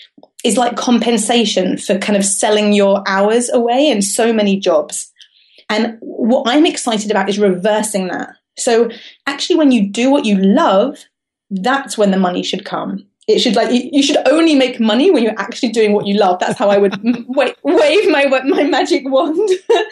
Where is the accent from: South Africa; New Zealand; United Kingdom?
United Kingdom; London; now in Cambridge, United Kingdom; I've created this life for myself in Cambridge, right? But I come from London.